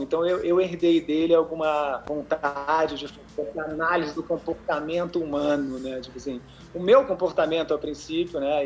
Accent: interior of São Paulo, Brazil; Eu sou lá do interior de São Paulo

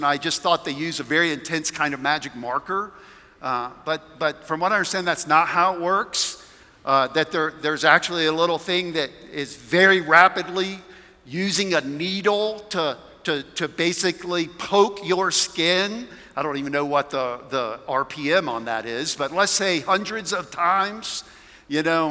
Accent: South Carolina, United States; now in Colorado, United States; I'm from South Carolina

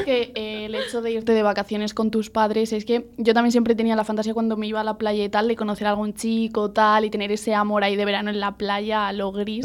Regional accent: Extremadura, Spain; yo que soy de Extremadura, yo siempre he veraneado en Galicia

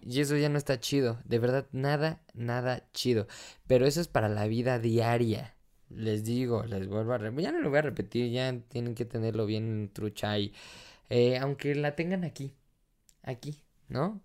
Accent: Mexico; soy mexicano

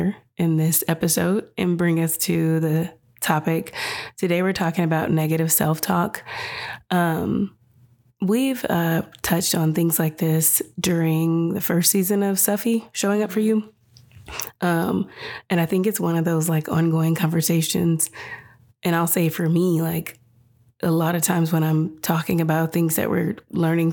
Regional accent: California, United States; moved away; also born or lived in Washington; my whole life, I grew up in California

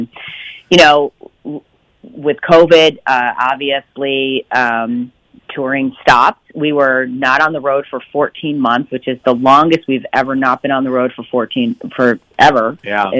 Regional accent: Pattersonville, New York, United States; I grew up in upstate New York in a really small town called Pattersonville.

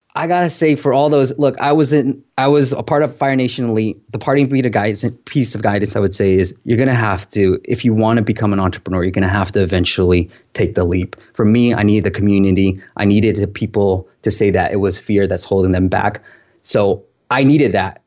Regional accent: Bay Area, California, United States; I grew up in the Bay Area

